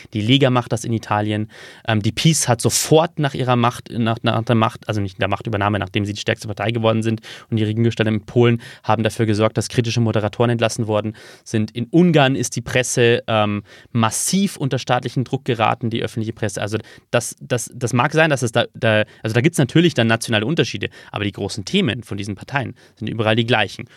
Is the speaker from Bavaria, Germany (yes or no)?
yes; Regensburg, Bavaria, Germany; Regensburg, wo ich geboren bin